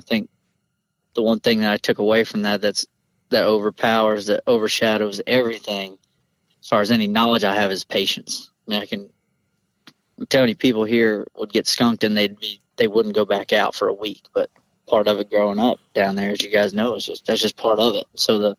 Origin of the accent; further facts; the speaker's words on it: the South, United States; I feel like growing up in the South, I wouldn't say it's a prideful thing, but it may just be like a confidence that's instilled in even younger people.